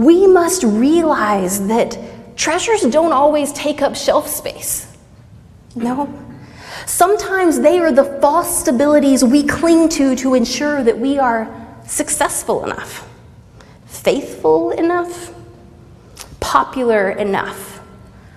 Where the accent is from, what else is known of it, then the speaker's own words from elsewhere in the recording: Southeast Texas, United States; I grew up pretty poor in Southeast Texas